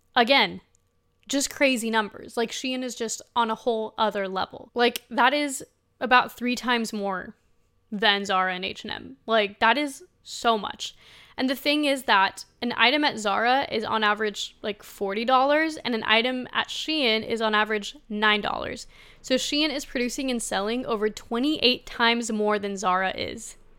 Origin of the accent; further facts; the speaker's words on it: Spain; moved away; I was born in Spain, like, I'm from Spain